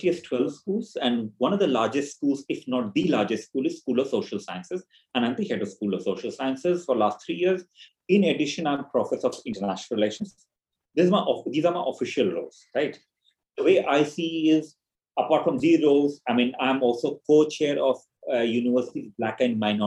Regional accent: eastern India, India; moved away as an adult; also born or lived in Nepal; now in United Kingdom; I grew up in what's Eastern India, different provinces of Eastern India. I had my early education there. Then I came to the UK in 1997 for my master's.

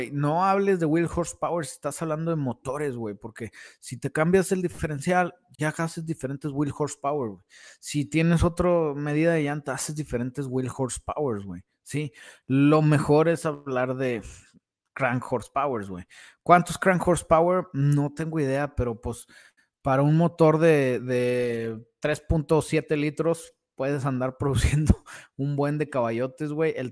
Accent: Canary Islands, Spain; Soy de Canarias, los he visto en eBay por 3, 4 mil dólares.

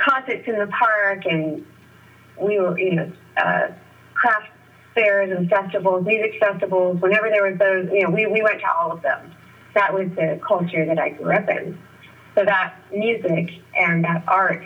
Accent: San Francisco, California, United States; also born or lived in Nevada City, California; I was born in San Francisco and I came back and lived here from 10 on

